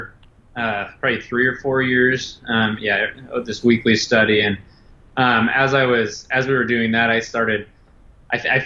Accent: Omaha, Nebraska, United States; I've born and raised in Omaha

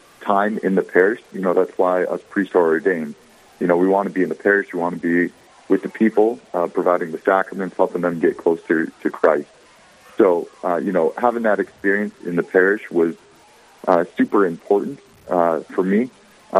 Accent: Bismarck, North Dakota, United States; also born or lived in St. Paul, Minnesota / Dickinson, North Dakota; I'm from Bismarck, North Dakota, born and raised

